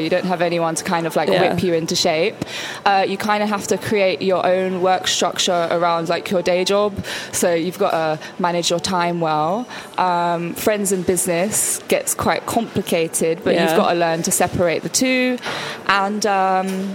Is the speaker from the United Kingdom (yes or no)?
yes; London, United Kingdom; I'm personally from South London